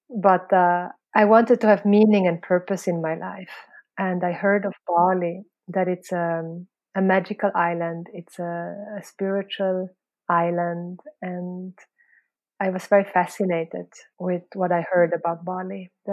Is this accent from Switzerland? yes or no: yes; Switzerland; also born or lived in Philippines; now in Indonesia; No, originally I'm from Switzerland and Philippines.